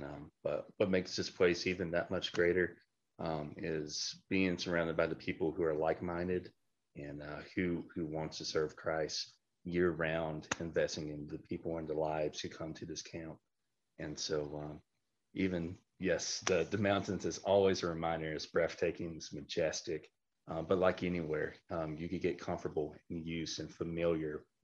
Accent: Arkansas, United States; also born or lived in South Dakota; now in Alaska, United States; I'm originally from Arkansas, but had the honor to move up to South Dakota

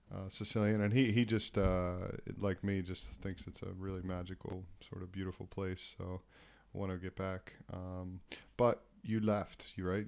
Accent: East Coast of the US, United States; I grew up on the East Coast of the U S

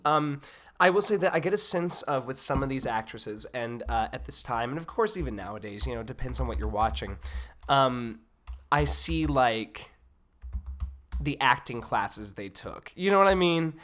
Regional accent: Hattiesburg, Mississippi, United States; I was born and raised in Hattiesburg, Mississippi

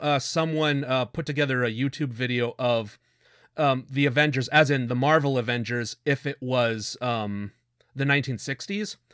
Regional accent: Canada; We're Canadian

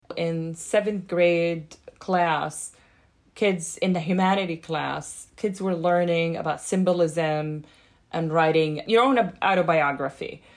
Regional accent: Jordan; now in Boston, United States; growing up in Jordan

